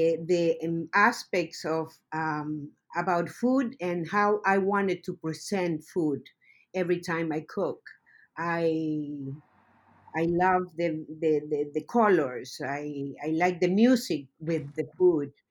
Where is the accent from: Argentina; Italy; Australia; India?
Argentina; Mendoza; moved away; I'm the Argentinian instructor for the League of Kitchens. I'm from Mendoza, Argentina